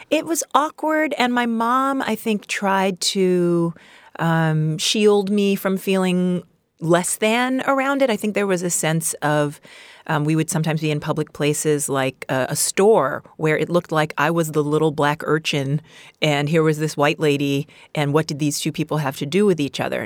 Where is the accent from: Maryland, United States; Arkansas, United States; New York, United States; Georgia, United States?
New York, United States; I'm, I'm from Queens, New, New York